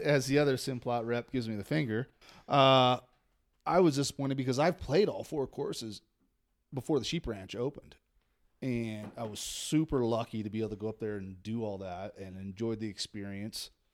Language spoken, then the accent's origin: English; Redding, California, United States; also born or lived in Monterey area; I grew up in Redding